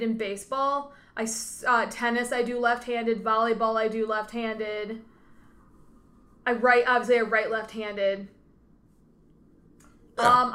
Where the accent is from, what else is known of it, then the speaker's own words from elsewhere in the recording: Wisconsin, United States; we're from Wisconsin